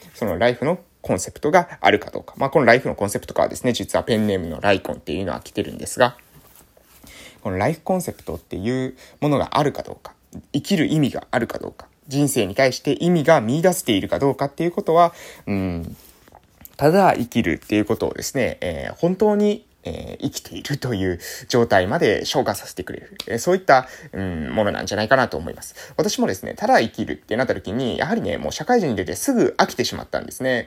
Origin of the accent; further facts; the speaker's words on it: Japan; 地元に戻ってきて、地域づくり